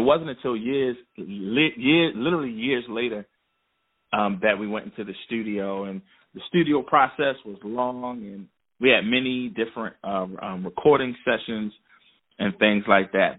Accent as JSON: {"language": "English", "town": "Philadelphia", "region": "Pennsylvania", "country": "United States", "tie": "born or raised there", "moved": "yes", "lives_now": "Baltimore, United States", "said": "I'm originally from Philadelphia. I was born in Philadelphia. Then I, I moved to Baltimore um, years ago, and I've been in Baltimore ever since."}